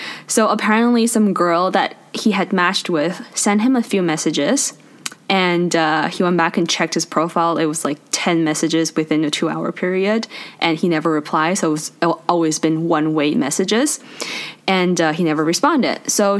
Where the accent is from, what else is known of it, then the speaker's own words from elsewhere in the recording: China; now in Canada; stop taking me to Chinese restaurants in Canada and United States. I'm from China.